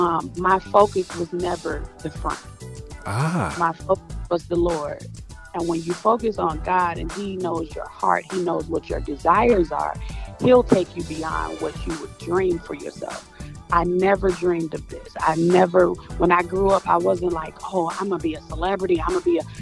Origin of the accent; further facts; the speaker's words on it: Chicago, Illinois, United States; I am from Chicago, Illinois. I am a PK. Let's start there. My father is a pastor, Pastor Carl Harris, here in Chicago. I grew up just in the church